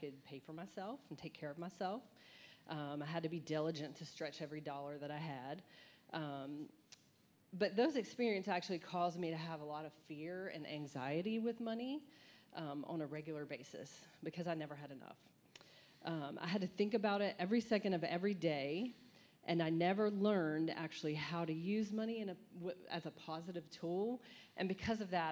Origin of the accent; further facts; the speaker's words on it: Charlotte, North Carolina, United States; I grew up actually here in Charlotte.